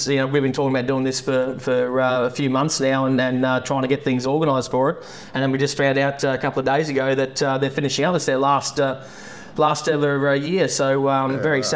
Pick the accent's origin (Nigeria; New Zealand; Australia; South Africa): Australia; Moyle River, Northern Territory; also born or lived in Toowoomba, Queensland / Borroloola, Northern Territory; went to boarding school, but first cut my teeth in places like the Moyle River